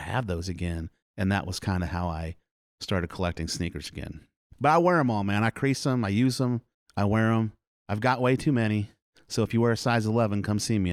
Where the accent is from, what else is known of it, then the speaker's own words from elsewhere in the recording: Milo, Iowa, United States; also born or lived in Des Moines, Iowa / Indianola, Iowa / Oklahoma / Carlisle, Iowa; And I grew up in Milo. I've, I've lived in Warren County my whole life.